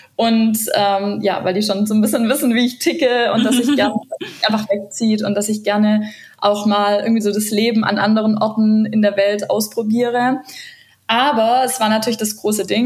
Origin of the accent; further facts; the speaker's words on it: Stuttgart, Baden-Württemberg, Germany; moved away as an adult; also born or lived in Ludwigsburg / Argentina; now in Patagonia, Argentina; ich bin eigentlich aus Stuttgart